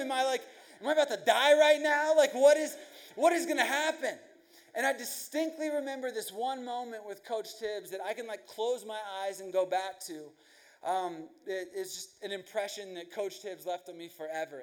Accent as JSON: {"language": "English", "region": "Virginia", "country": "United States", "tie": "born or raised there", "first_language": "English", "said": "I grew up in Virginia"}